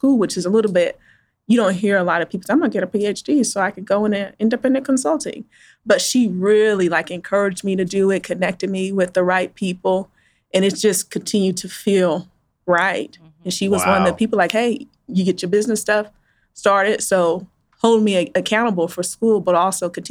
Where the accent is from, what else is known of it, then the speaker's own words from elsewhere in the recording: Wichita, Kansas, United States; Born and raised in Wichita